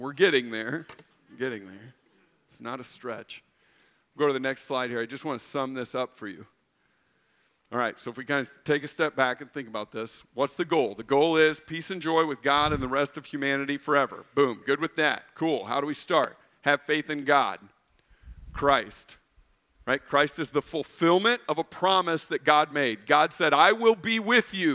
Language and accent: English; Illinois, United States; moved away; I grew up in Illinois